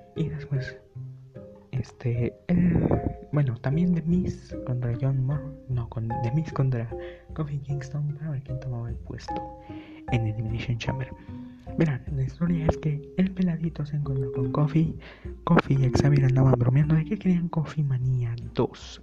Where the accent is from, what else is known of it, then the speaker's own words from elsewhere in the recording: Mexico; soy mexicano